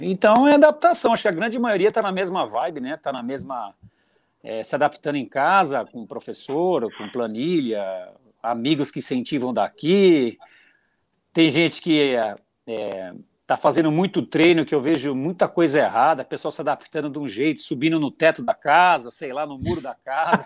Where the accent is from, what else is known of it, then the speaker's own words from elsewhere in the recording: near Atibaia, São Paulo, Brazil; sou de São Paulo, próximo a Tibaia